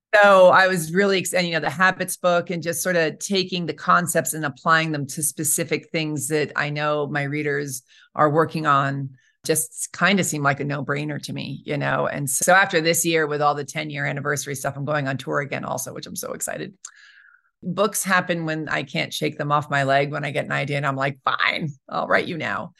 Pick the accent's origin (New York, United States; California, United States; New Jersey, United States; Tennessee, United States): New York, United States; moved away as an adult; also born or lived in Colorado / Albuquerque / Los Angeles; now in Santa Fe, United States; I'm from New York originally, and I went to college in Colorado